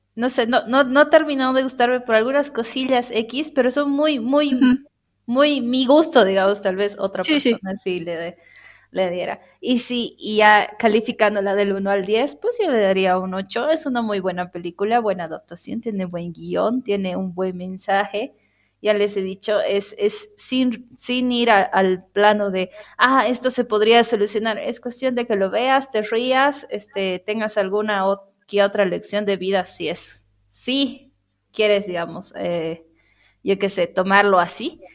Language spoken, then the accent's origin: Spanish; Bolivia; en Bolivia decimos